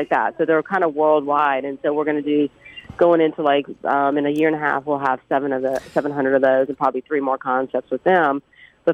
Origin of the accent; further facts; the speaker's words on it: Mississippi, United States; I'm from Mississippi, Greek Orthodox